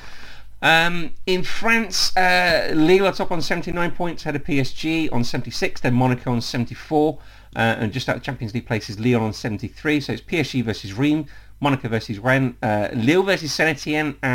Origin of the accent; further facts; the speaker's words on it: Leicester, East Midlands, United Kingdom; I'm being from Leicester myself. Born and bred